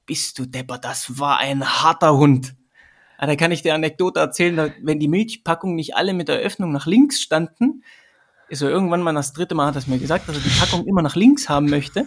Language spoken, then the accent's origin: German; Sömmerda, Thuringia, Germany; also born or lived in Erfurt; now in Vienna, Austria; Ich komme ursprünglich aus Sömmerda, das ist ähm, das Silicon Valley von der damaligen DDR.